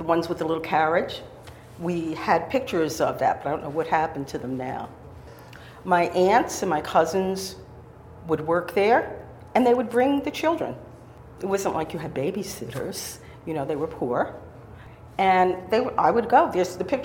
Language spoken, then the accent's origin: English; Silver Lake, New York, United States; also born or lived in White Plains, New York; I was born in White Plains, grew up in Silver Lake, and came back to live in White Plains now.